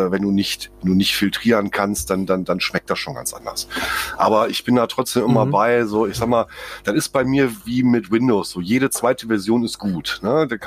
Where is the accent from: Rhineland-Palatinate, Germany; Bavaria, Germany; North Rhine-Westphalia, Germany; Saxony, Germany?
North Rhine-Westphalia, Germany; Düsseldorf; klar, als Düsseldorfer hat man natürlich irgendwie auch regelmäßig mal ein Altbier im Glas.